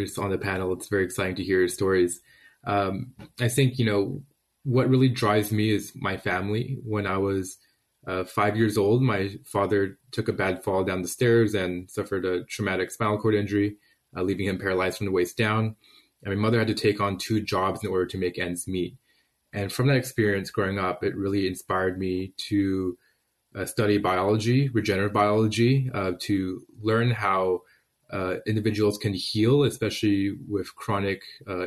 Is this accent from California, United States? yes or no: yes; South San Francisco, California, United States; I returned home to my hometown of South San Francisco